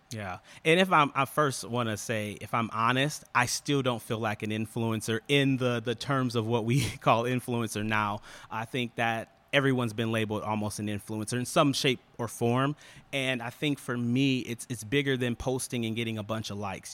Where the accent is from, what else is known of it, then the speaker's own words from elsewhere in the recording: Ann Arbor, Michigan, United States; moved away as an adult; now in Detroit, United States; born and raised in Ann Arbor, went to school there, and, uh, yeah, moved here with my wife in two thousand fourteen.